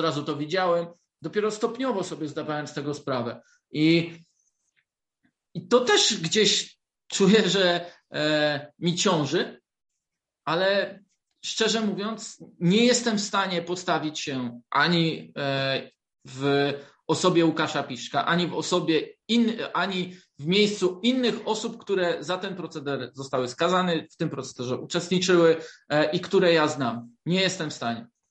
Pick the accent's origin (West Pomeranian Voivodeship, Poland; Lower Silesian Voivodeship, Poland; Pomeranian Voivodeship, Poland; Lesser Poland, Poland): Lower Silesian Voivodeship, Poland; Wrocław; jestem z Wrocławia, to e, też bardzo lubiłem futbol jako dzieciak